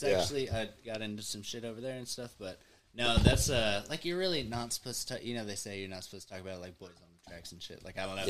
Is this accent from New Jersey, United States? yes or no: no; Mena, Arkansas, United States; So I grew up in Mena. It's like a little 5,000.